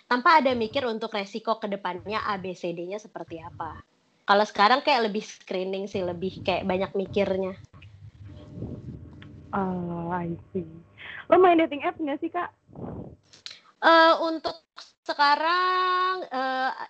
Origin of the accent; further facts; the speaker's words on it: Jakarta, Indonesia; moved away as an adult; now in Bali, Indonesia; Iya, dari kecil sebenarnya aku dari Jakarta sampai kerja pun di Jakarta. Sampai dua tahun terakhir ya aku untuk memutuskan pindah ke Bali.